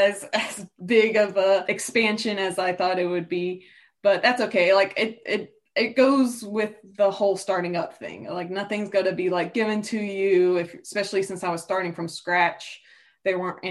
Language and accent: English; Newport News, Virginia, United States; I was growing up in Newport News